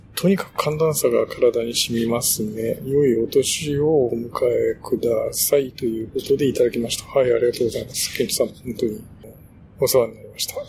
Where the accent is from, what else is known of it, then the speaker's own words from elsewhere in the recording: Shimane, Japan; moved away; うちの田舎だと、あの、島根